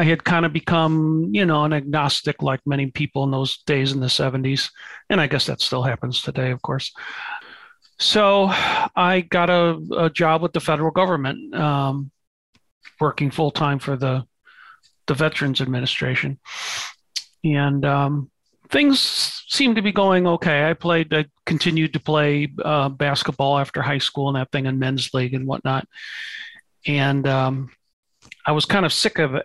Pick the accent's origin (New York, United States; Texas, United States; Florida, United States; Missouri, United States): Missouri, United States; St. Louis; I grew up in St. Louis, Missouri